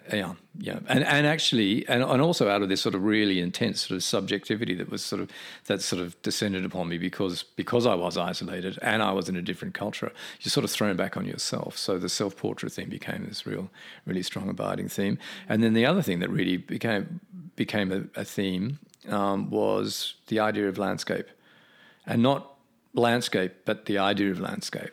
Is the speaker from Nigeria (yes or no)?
no; Australia; moved away; as an Australian back then